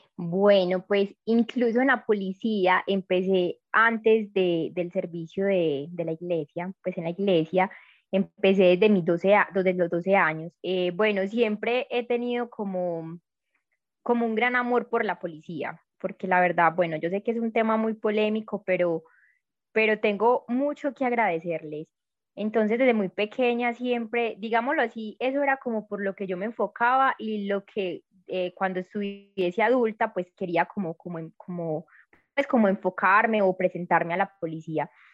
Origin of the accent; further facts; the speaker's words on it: Medellín, Antioquia, Colombia; soy de Medellín. Creo que eh, de pronto se, me siente un poquito en el acento